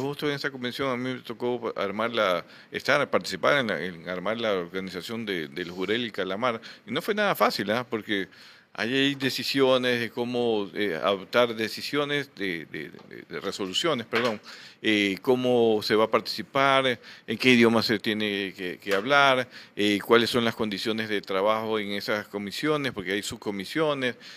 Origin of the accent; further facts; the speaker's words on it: Guayaquil, Guayas, Ecuador; como guayaquileños